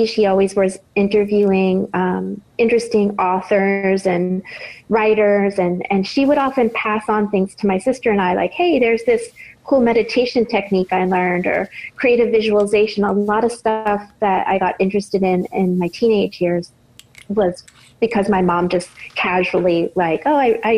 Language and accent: English; Boston, Massachusetts, United States; when I was growing up in Boston